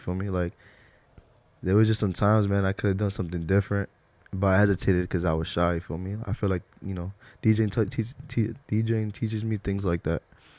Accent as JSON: {"language": "English", "country": "Ecuador", "said": "We're Ecuadorian."}